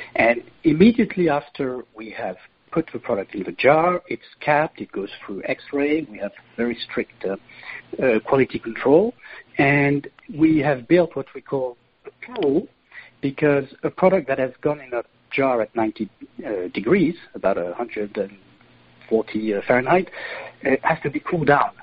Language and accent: English; Lourmarin, Provence-Alpes-Côte d'Azur, France; now in Malaysia; I come from Provence, uh, from a little village called Lourmarin, where my family uh, does wine